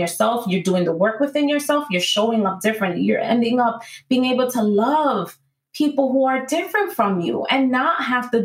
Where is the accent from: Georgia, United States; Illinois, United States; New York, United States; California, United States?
New York, United States; New York City; moved away; I was born and raised in New York City.